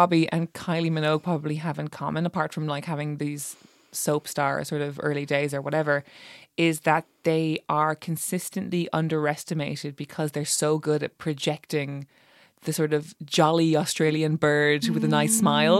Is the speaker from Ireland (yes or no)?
yes; Ireland; as an Irish person